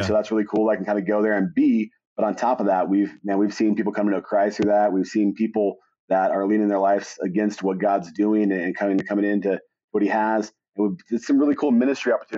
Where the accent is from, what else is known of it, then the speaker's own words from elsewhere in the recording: Wichita, Kansas, United States; moved away as an adult; also born or lived in Springfield, Missouri; now in Canon City, United States; I grew up in Wichita, Kansas